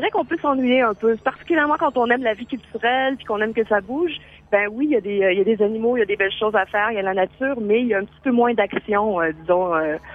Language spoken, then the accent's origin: French; Saint-Félicien, Quebec, Canada; en fait, c'est une ville. officiellement, c'est une ville. C'est Saint-Félicien. On parle de 10 000 habitants.